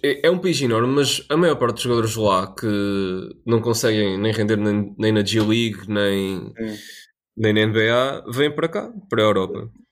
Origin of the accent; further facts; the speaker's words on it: Portugal; nós, como portugueses